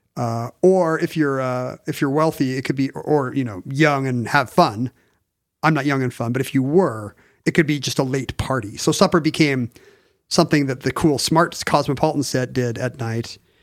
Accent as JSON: {"language": "English", "country": "South Korea", "tie": "born or raised there", "moved": "yes", "said": "growing up in Korea"}